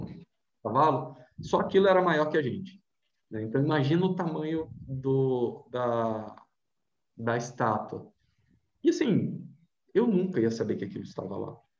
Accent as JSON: {"language": "Portuguese", "town": "Vitória", "region": "Espírito Santo", "country": "Brazil", "said": "Eu sou de Vitória, Espírito Santo"}